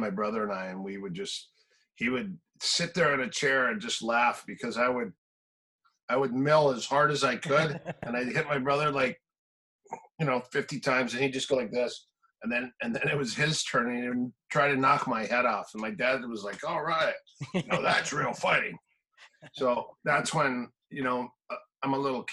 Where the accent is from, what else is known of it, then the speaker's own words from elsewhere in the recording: Minnesota, United States; moved away; also born or lived in Manhattan Beach / Palm Desert; I'm from Minnesota, so I grew up in cold country also.